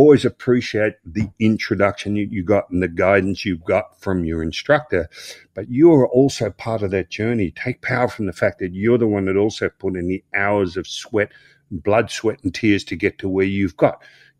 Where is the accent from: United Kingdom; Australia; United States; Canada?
United Kingdom; Croydon, London; I grew up in Croydon. I start learning karate and the Croydon Karate Championships. And I say, oh, man, I'm going to compete in this Croydon karate.